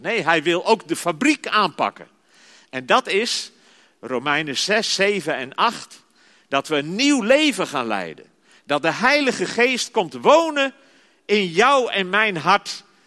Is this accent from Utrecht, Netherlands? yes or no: yes; Zeist, Utrecht, Netherlands; ik ben geboren en getogen in Zeist